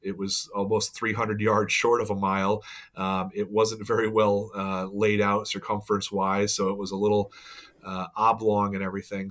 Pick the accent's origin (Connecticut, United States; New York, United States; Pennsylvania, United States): New York, United States; Saratoga Springs; I grew up right near Saratoga Springs